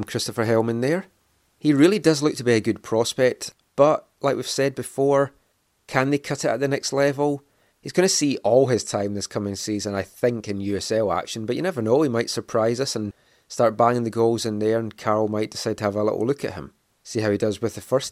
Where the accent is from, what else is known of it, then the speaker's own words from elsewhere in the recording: Scotland, United Kingdom; moved away as an adult; now in Vancouver, Canada; I moved over from Scotland